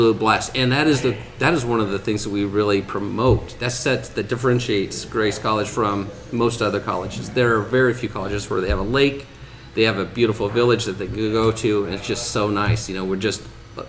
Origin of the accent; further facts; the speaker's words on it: Silver Lake, Indiana, United States; moved away as an adult; also born or lived in Fort Wayne, Indiana; now in Warsaw, United States; lived in Silver Lake, which is south of where we're at, about 10-15 miles, and grew up there my whole life.